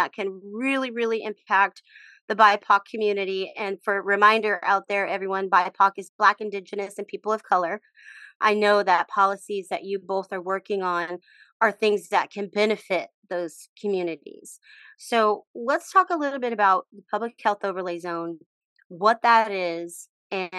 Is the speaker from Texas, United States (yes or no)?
yes; Texas, United States; now in Portland, United States; I grew up in Texas